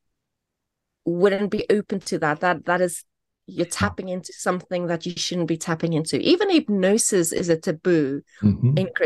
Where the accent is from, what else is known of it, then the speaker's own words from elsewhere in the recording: South Africa; now in United Kingdom; I grew up in South Africa